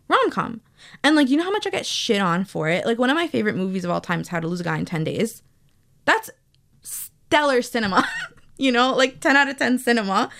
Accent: New York, United States; I was born and raised in New York

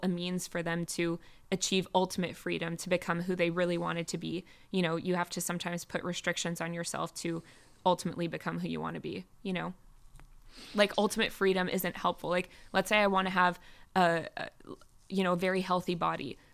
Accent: United States; now in Israel; coming as an American

